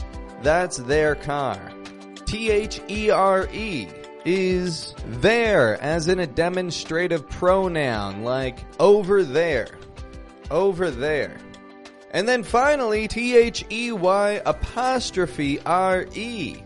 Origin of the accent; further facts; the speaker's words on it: Toronto, Ontario, Canada; I'm from Toronto, Canada, and I want to teach you things.